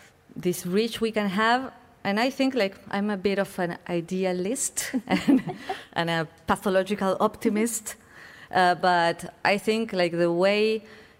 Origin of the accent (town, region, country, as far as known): Buenos Aires, Argentina; moved away as an adult